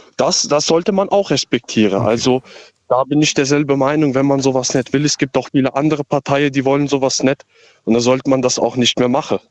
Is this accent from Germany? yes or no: yes; Kusel, Rhineland-Palatinate, Germany; Ich komme aus Kusel